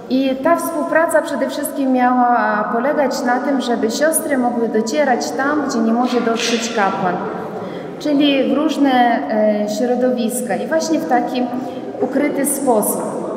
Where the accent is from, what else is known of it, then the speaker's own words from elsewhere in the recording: Ukraine; Pochodzę z Ukrainy, z polskiej rodziny.